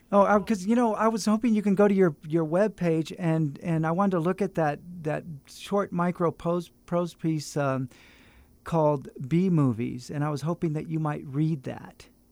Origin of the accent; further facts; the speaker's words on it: Fresno, California, United States; moved away as an adult; I, I'm from Fresno